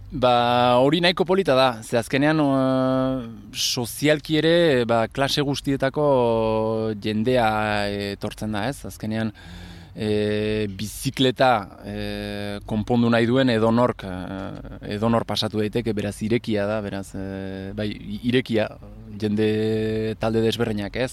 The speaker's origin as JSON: {"language": "Basque", "area": "Gipuzkoa", "region": "Basque Country", "country": "Spain", "tie": "born or raised there", "moved": "yes", "lives_now": "Bayonne, France", "said": "sortzez e, eh, Gipuzko arra, eta hori, ba, bai honan bizi naiz duela sai urtetikan"}